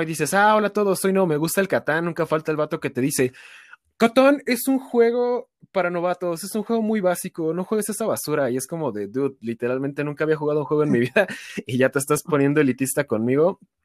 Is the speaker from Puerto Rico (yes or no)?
no; Toluca, State of Mexico, Mexico; yo soy de Toluca, entonces para mí ir a esos eventos sí me representa un viaje como de tres horas desde mi casa